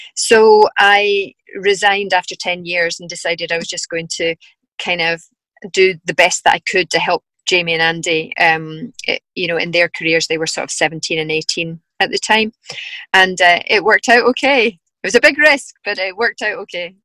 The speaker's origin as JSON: {"language": "English", "town": "Dunblane", "region": "Scotland", "country": "United Kingdom", "tie": "born or raised there", "also_born_or_lived": "Glasgow", "said": "We moved from Glasgow back to Dunblane to be a bit closer to my parents"}